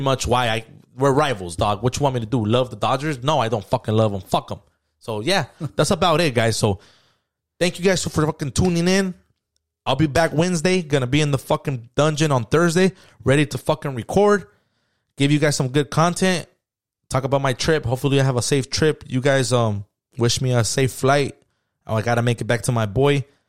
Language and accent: English; San Diego, California, United States; I grew up in San Diego